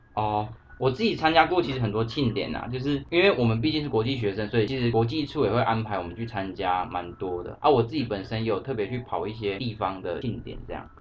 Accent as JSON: {"language": "Chinese", "town": "Taichung", "country": "Taiwan", "said": "我是台中人"}